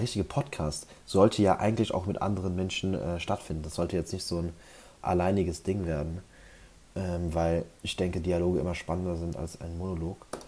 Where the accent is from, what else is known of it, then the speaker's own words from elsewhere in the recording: Germany; ich bin ja hier auf dem Dorf aufgewachsen